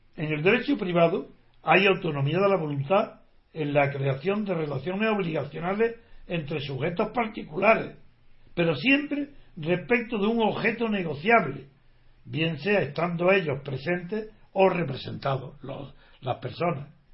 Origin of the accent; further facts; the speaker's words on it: Spain; como español